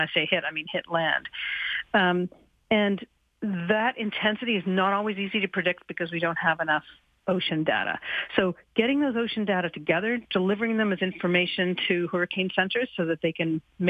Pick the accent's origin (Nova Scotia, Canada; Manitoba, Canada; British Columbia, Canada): Nova Scotia, Canada; Halifax; I grew up here in Halifax